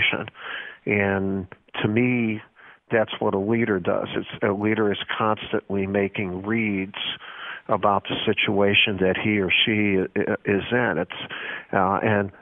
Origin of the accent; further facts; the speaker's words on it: Chicago, Illinois, United States; the guys I grew up in Columbus Schoolyard in Chicago